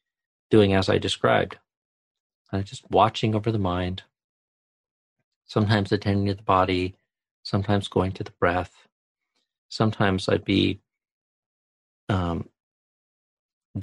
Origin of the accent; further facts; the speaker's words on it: White Salmon, Washington, United States; moved away; also born or lived in Thailand; from White Sam in Washington, my hometown